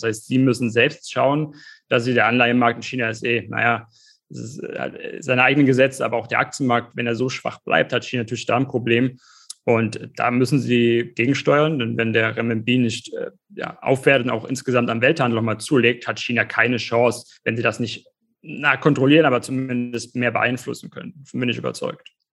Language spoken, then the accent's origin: German; Germany; bei uns in Deutschland